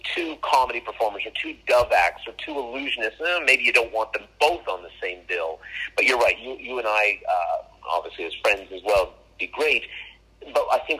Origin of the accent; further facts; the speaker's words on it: Canada; I'm Canadian